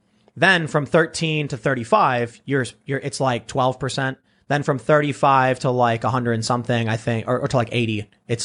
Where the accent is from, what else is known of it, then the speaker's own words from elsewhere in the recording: Chicago, Illinois, United States; Yeah, I'm from the South Side